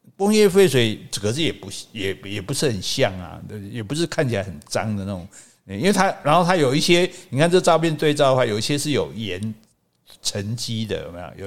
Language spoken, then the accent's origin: Chinese; Taiwan; 我们台湾人比较夸张啦